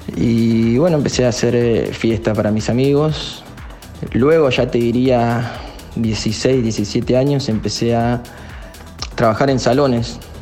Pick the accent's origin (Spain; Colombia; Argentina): Argentina; northern zone of Buenos Aires, Buenos Aires Province; Soy oriundo de zona norte de Buenos Aires